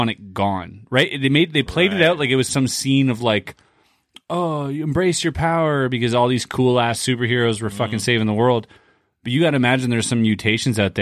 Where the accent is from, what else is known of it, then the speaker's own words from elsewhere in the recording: Canada; I'm Canadian